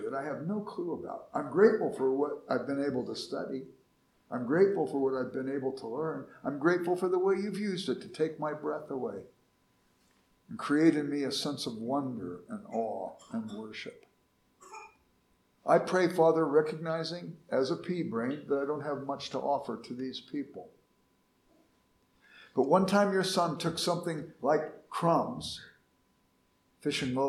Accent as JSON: {"language": "English", "town": "Los Angeles", "region": "California", "country": "United States", "tie": "born or raised there", "said": "I grew up in South Central Los Angeles, and we were poor"}